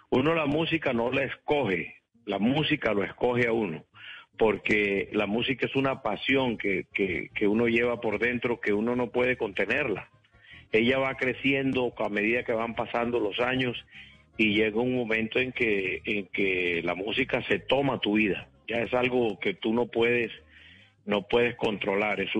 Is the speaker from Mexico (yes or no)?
no; Valledupar, Cesar, Colombia; born there; Bueno, eh, eh, eh, yo nací en Valledupar. Eh, no, Valledupar era un pueblo, pueblo